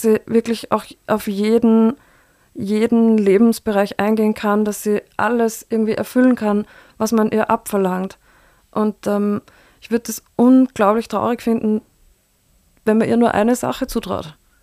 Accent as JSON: {"language": "German", "town": "Linz", "region": "Upper Austria", "country": "Austria", "tie": "born or raised there", "also_born_or_lived": "Berlin / Beijing", "moved": "as an adult", "lives_now": "Vienna, Austria", "said": "Linz ist meine Heimatstadt"}